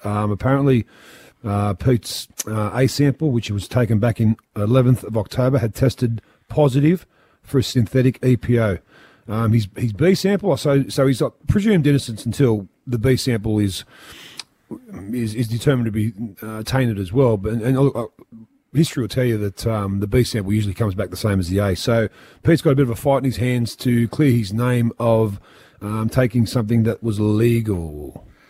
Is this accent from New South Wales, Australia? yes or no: yes; Sydney, New South Wales, Australia; I'm from Mount Druitt